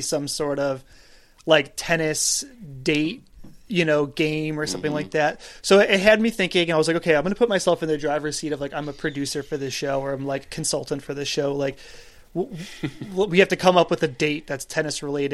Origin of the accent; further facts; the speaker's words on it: Buffalo, New York, United States; I'm from Buffalo.